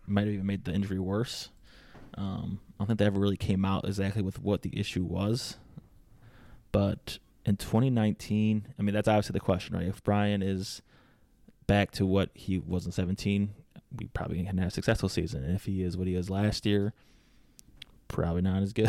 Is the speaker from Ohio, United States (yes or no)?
no; Detroit, Michigan, United States; I'm from the Metro Detroit area